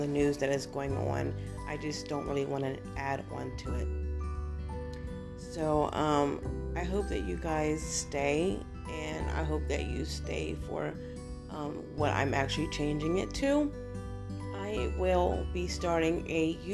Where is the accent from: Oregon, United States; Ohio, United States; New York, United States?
Ohio, United States; now in Florida, United States; I am originally from Ohio